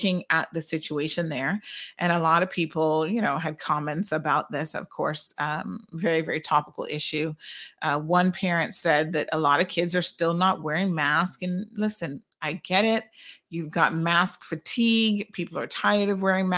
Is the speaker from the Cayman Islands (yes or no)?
yes; Cayman Islands; we certainly drink our fair share here in the Caribbean